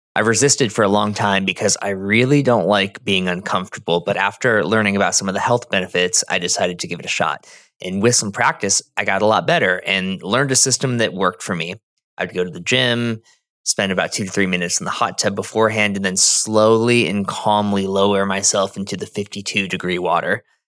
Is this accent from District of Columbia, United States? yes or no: no; Arizona, United States; I'm from Arizona.